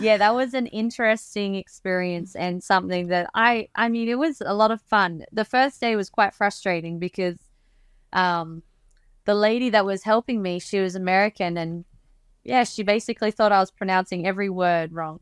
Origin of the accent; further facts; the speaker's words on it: Australia; growing up in Australia